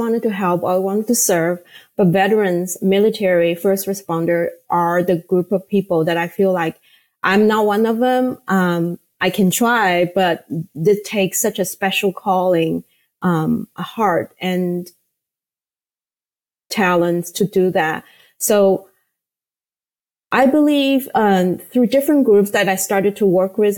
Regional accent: Shanghai, China; born or raised there; English is a second language; moved away as an adult; now in United States

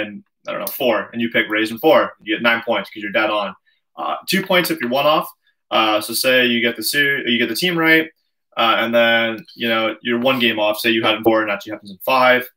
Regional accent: Canada; we're Canadian

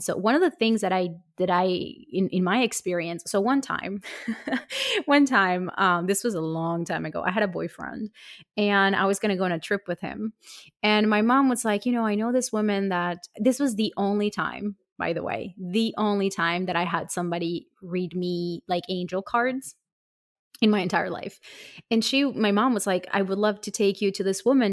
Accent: Colombia; I come from Colombia

